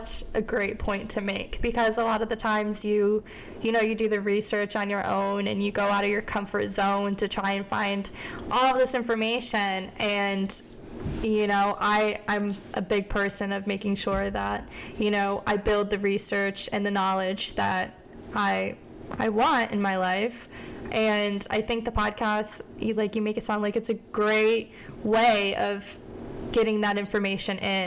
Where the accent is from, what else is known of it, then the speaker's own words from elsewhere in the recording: Scranton, Pennsylvania, United States; moved away as an adult; also born or lived in Morgantown, West Virginia; I am originally from Scranton, Pennsylvania, so if you like The Office, that is where I'm from